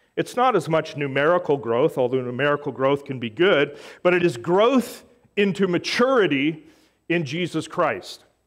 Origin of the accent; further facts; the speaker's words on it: Canada; I am a Canadian Gentile of Scottish Irish descent